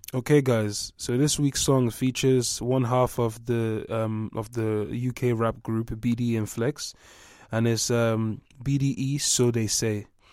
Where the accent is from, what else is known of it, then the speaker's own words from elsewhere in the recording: Nigeria; moved away; also born or lived in England; I'm Nigerian, right? So I grew up half in Nigeria, half in England.